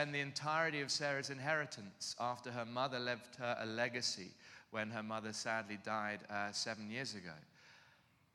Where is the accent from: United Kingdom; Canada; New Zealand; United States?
United Kingdom; London; moved away as an adult; now in Cape Town, South Africa; I'm from London, southeast London.